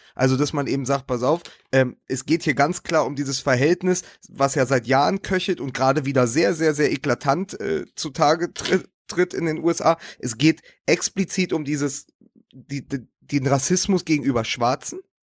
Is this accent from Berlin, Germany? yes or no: yes; Berlin, Germany; als Berliner und ja auch Hertha-Fan